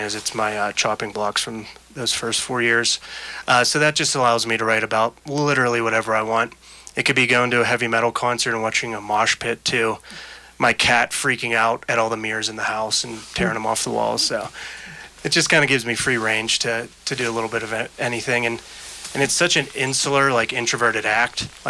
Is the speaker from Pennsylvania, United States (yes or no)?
yes; Pittsburgh, Pennsylvania, United States; moved away as an adult; I've been a journalist for the past 13 years and my hometown of Pittsburgh, and out here, I've been out here for 7 years now